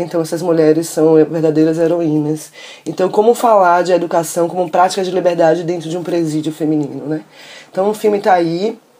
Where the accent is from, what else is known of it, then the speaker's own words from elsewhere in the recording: Salvador, Bahia, Brazil; Eu sou de Salvador